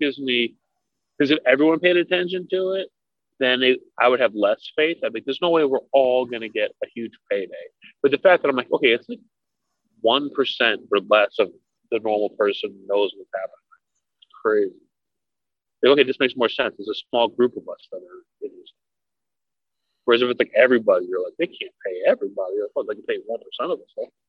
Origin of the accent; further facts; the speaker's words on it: Minneapolis, Minnesota, United States; I grew up in Minneapolis. He was my little league coach.